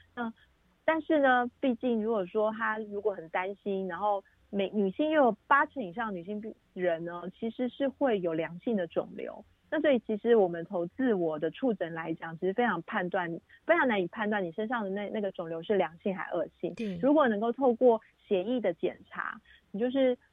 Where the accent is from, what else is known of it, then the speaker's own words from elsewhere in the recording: Taiwan; 也有可能在亚洲，我们台湾人